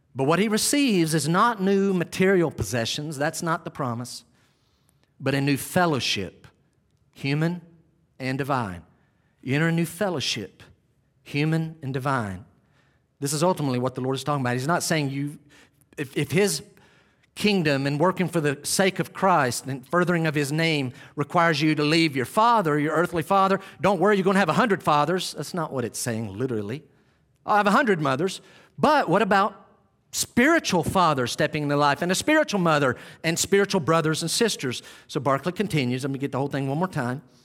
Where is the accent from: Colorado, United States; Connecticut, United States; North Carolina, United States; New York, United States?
North Carolina, United States; Western; We'd leave Western North Carolina